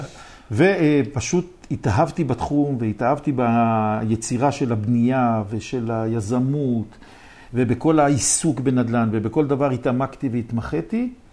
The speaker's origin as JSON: {"language": "Hebrew", "town": "Jerusalem", "region": "Jerusalem District", "country": "Israel", "said": "אני מירושלים"}